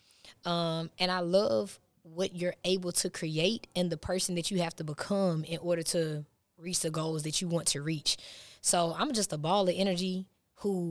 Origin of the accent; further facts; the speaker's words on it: Huntsville, Alabama, United States; moved away as an adult; now in Georgia, United States; I'm from Huntsville, but I did move to Georgia about 8 or 9 months ago